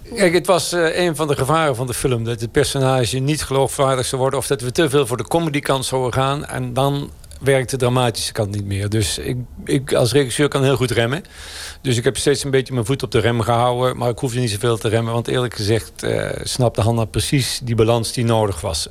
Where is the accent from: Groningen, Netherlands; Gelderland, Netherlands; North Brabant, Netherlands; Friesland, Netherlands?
North Brabant, Netherlands; a hamlet near Oss; moved away; also born or lived in Nijmegen; Ik uit een gehucht bij Industriestad Os